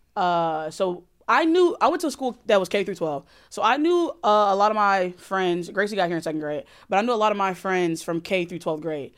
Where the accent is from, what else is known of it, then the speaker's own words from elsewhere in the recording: Alabama, United States; I grew up in Alabama